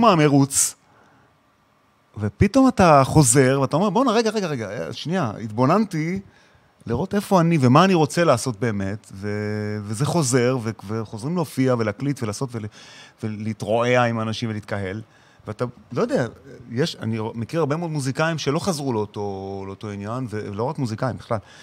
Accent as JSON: {"language": "Hebrew", "country": "Israel", "moved": "as an adult", "said": "ילד ישראלי"}